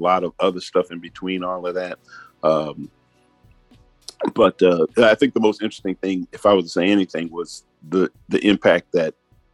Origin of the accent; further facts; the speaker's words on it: Chicago, Illinois, United States; now in Atlanta, United States; I'm originally from Chicago, been in Atlanta 45 years